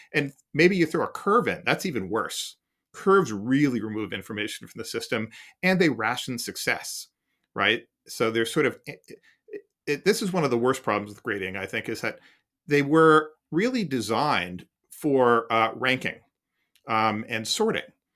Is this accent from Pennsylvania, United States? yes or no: yes; Philadelphia, Pennsylvania, United States; a newspaper I read as a kid growing up in Philadelphia